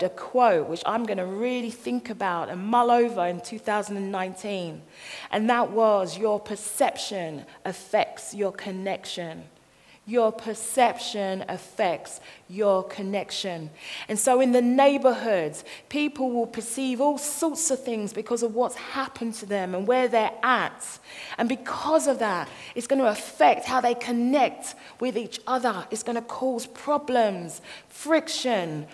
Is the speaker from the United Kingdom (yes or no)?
yes; London, United Kingdom; I'm from this little place in Croydon. It's called Thornton Heath